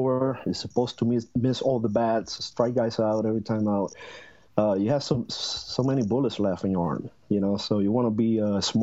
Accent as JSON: {"language": "English", "country": "Puerto Rico", "tie": "born or raised there", "said": "growing up in Puerto Rico, especially in the 80s"}